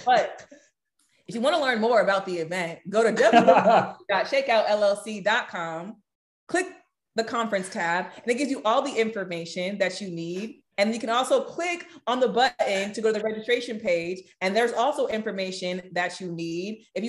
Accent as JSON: {"language": "English", "region": "California", "country": "United States", "said": "I'm from Cali. Like, we love people."}